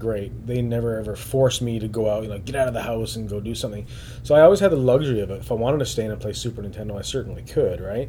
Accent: Newfoundland and Labrador, Canada; now in Ontario, Canada; I took my wife Katie home to Newfoundland

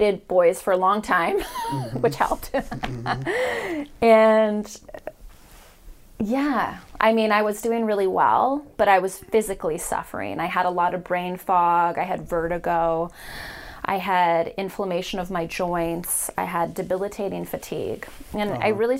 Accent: Marin County, California, United States; also born or lived in San Francisco; I was born in San Francisco, but mainly raised in Marin County

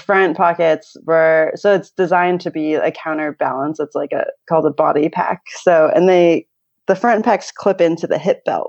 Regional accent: California, United States; now in New Zealand; I grew up in California, so my parents are still there

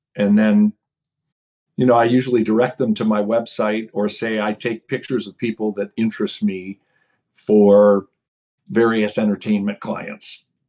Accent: outside of Detroit, Michigan, United States; moved away; I grew up right outside of Detroit

